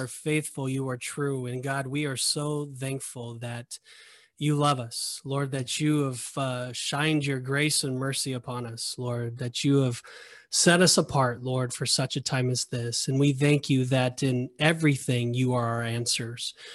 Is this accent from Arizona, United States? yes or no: no; Southern California, United States; I've never experienced the backcountry before 'cause I'm from Southern California